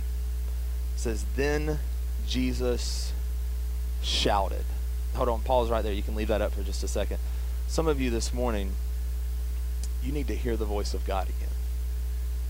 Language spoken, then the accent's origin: English; the South, United States; accent: southern; my southern accent